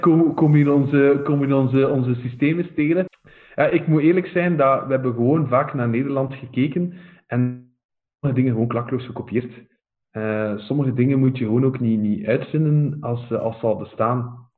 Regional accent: Oudenaarde, Flanders, Belgium; ik ben zelf van Oudenaarde

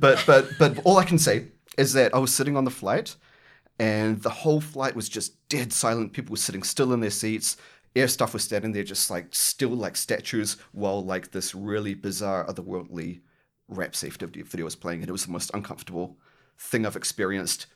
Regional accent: New Zealand; now in Australia; I'm a New Zealander living in Australia

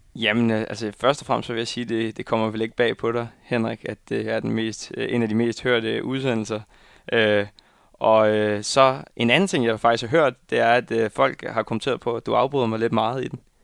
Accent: Viborg, Central Denmark Region, Denmark; now in Copenhagen, Denmark; jeg skal holde jul hjemme i Viborg

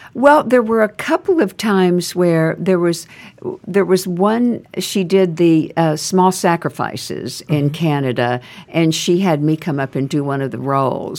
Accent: Nacogdoches, Texas, United States; moved away as an adult; also born or lived in California / Houston, Texas / New York; I was raised there. I was raised in Nacogdoches and moved to Houston when I was older

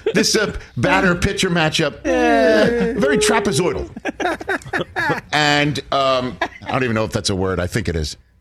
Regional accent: New York City, New York, United States; me growing up in Staten Island, New York

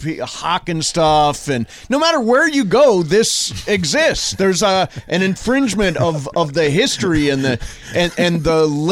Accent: Toledo, Ohio, United States; now in California, United States; I mean, I grew up in Toledo, Ohio. It was cold.

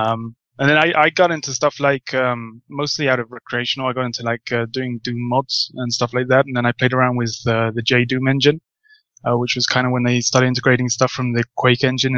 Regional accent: Portsmouth, South East England, United Kingdom; now in Spain; I'm British, originally from Portsmouth

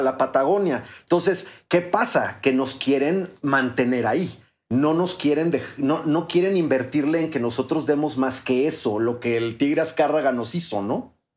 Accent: Mexico; somos los mexicanos, los latinoamericanos

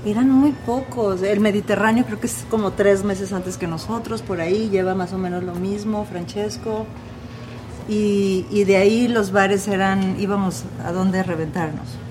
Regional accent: Ciudad Obregón, Sonora, Mexico; also born or lived in Mexico City; now in Antigua Guatemala, Guatemala; yo soy de Ciudad Obregón, Sonora, México, el norte de México.

